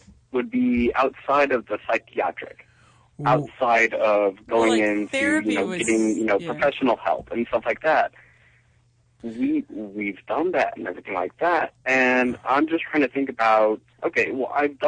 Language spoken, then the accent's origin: English; Cleveland, Ohio, United States; now in Boise, United States; I come from Cleveland, Ohio